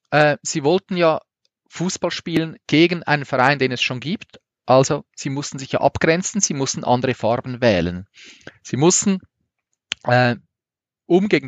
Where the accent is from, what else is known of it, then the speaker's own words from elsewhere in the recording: Zurich, Switzerland; Und wir waren dort als Zürcher total verhasst.